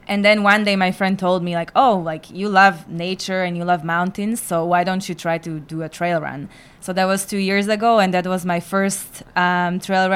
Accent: Slovakia; moved away; I'm from Slovakia.

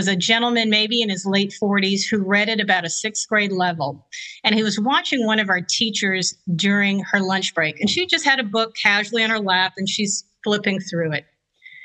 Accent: Lower Plaquemines Parish, Louisiana, United States; as a kid, I grew up in Lower Plaquemines Parish, so the tip of the boot of Louisiana

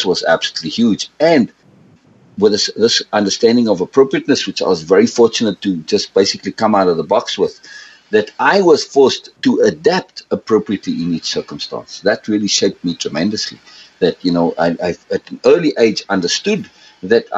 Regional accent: South Africa; I grew up in South Africa, and I grew up in three environments

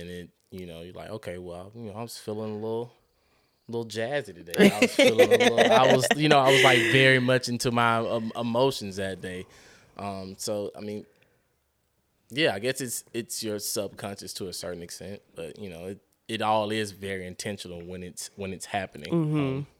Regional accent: Decatur, Georgia, United States; The only time I would ever say, hey, I'm from Atlanta, and it's very loosely, as if I'm out of town

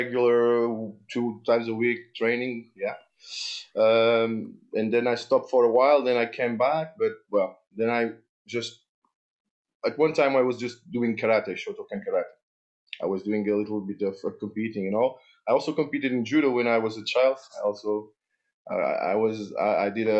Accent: Portugal; I started in karate and judo at the age of 7 in Portugal. I'm from Portugal

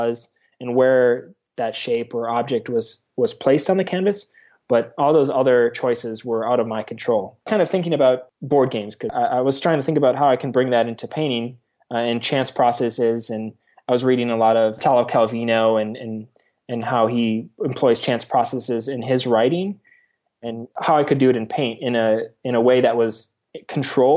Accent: Green Bay, Wisconsin, United States; I'm originally from Green Bay, Wisconsin

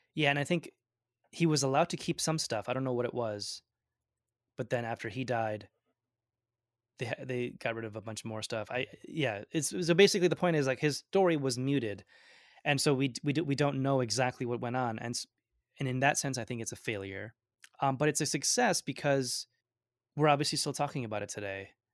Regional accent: Binghamton, New York, United States; first language Gujarati; English is a second language; also born or lived in Ahmedabad, Gujarat, India / Vestal, New York / Washington, D.C.; I grew up in Binghamton

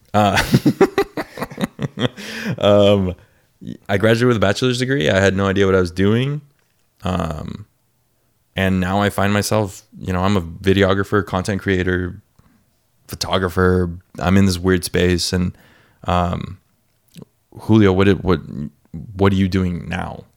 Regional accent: North County, San Diego County, California, United States; also born or lived in Escondido; I'm from North County

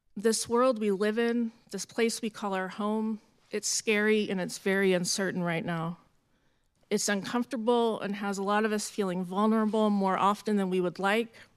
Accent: Jacksonville, Florida, United States; moved away; also born or lived in San Francisco Bay Area, California; Jacksonville, Florida, which is my hometown

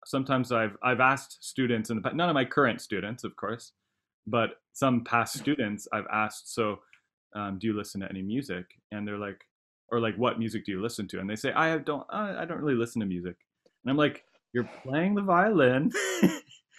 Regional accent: San Luis Obispo, California, United States; I grew up in San Luis Obispo

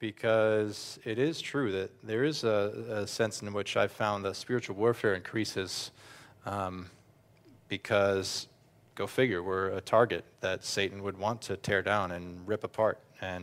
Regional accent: New Jersey, United States; also born or lived in Toms River; now in Austria; I grew up in North Jersey. I grew up and lived here for years too in Ocean County and down in Toms River

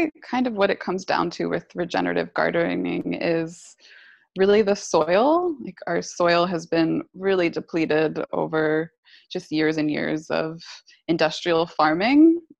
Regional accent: East Coast, United States; also born or lived in California; Yeah, I grew up on the East Coast. So I'm back here.

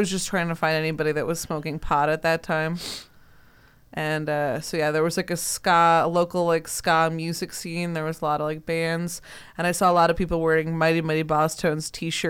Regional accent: Northwest suburbs, Illinois, United States; moved away; when I was growing up in the Northwest suburbs

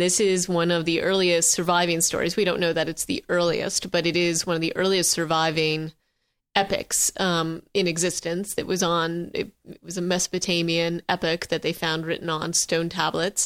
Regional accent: Vermont, United States; I grew up in Vermont

